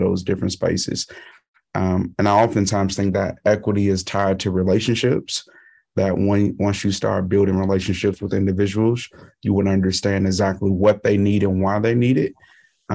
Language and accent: English; Chicago, Illinois, United States; moved away as an adult; now in Iowa City, United States; I'm originally from Chicago